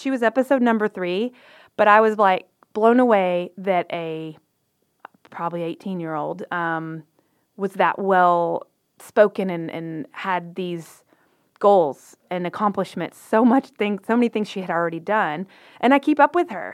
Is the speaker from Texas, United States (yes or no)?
yes; Waco, Texas, United States; we're both from Waco